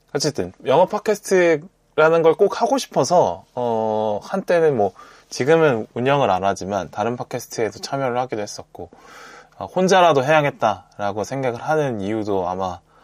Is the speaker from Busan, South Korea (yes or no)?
yes; Busan, South Korea; moved away as an adult; 저도 고등학교를 부산에서 다녔기 때문에 어떤 부산 사람으로서의 감성을 갖고 세상을 보는 느낌이 있다고